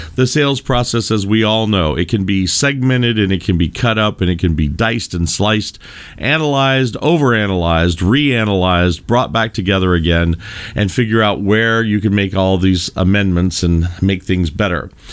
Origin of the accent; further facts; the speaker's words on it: Louisville, Kentucky, United States; I am from Louisville, Kentucky, originally born and bred, uh, in the bluegrass state